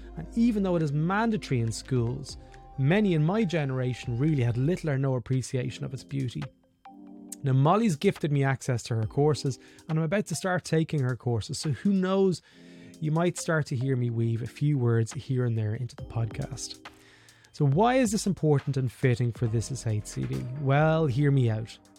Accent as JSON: {"language": "English", "country": "Ireland", "tie": "born or raised there"}